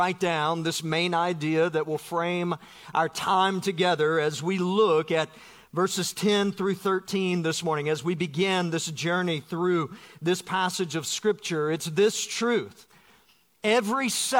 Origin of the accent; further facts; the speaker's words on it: Georgia, United States; moved away as an adult; now in Florida, United States; Growing up in Georgia